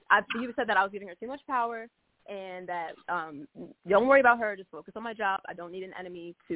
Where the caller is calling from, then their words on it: Baltimore, Maryland, United States; I'm calling from {S1} Baltimore.